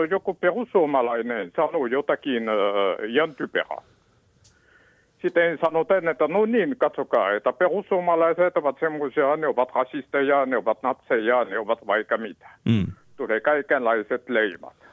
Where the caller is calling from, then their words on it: Helsinki, Uusimaa, Finland; Minä soitan itse Helsingistä ja olen itse taustainen.